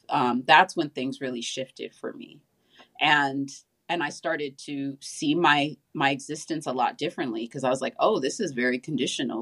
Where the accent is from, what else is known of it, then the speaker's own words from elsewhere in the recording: Southern California, United States; I grew up in Southern California